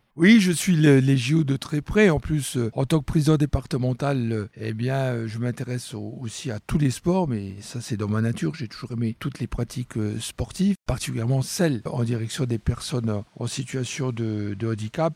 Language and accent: French; France; chez nous en France